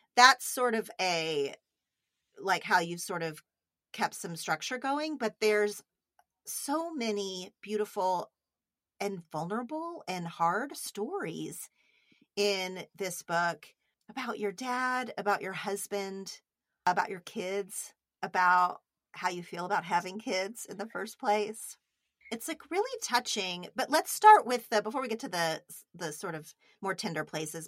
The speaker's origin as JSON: {"language": "English", "region": "Oklahoma", "country": "United States", "moved": "yes"}